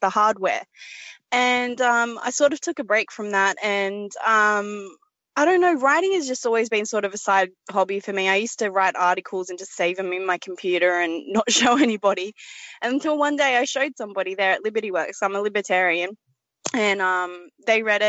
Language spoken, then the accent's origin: English; Australia; I'm from Australia, as you could probably tell